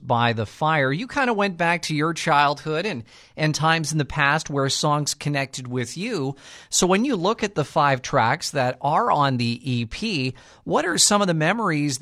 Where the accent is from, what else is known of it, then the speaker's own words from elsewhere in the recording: Neepawa, Manitoba, Canada; growing up in Neepawa